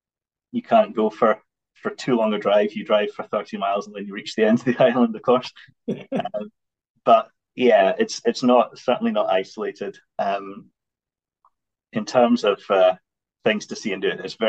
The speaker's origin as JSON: {"language": "English", "area": "Orkney", "region": "Scotland", "country": "United Kingdom", "tie": "born or raised there", "also_born_or_lived": "England", "said": "So I grew up in Orkney, did my primary school and secondary education in Orkney"}